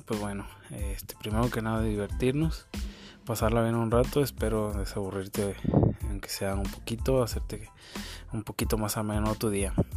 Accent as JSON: {"language": "Spanish", "town": "Uruapan", "region": "Michoacán", "country": "Mexico", "said": "soy de Uruapan, Michoacán, México"}